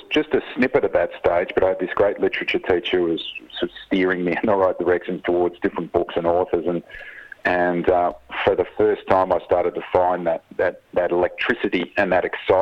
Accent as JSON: {"language": "English", "town": "Frankston", "region": "Victoria", "country": "Australia", "tie": "born or raised there", "also_born_or_lived": "Seaford", "said": "I grew up in Frankston."}